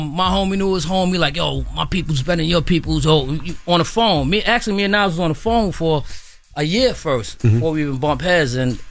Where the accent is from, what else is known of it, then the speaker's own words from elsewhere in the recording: Brooklyn, New York, United States; I'm from Brooklyn, the whole Queens crew in there.